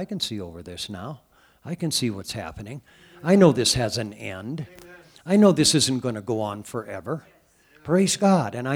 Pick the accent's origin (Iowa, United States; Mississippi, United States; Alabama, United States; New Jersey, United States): Iowa, United States; Cascade; I was a young boy growing up in the Catholic Church back in Cascade, Iowa